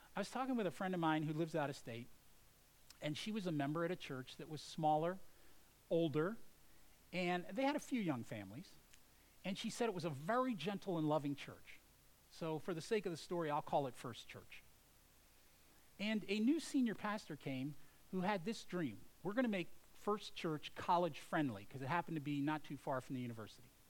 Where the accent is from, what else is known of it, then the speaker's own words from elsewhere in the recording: United States; as an American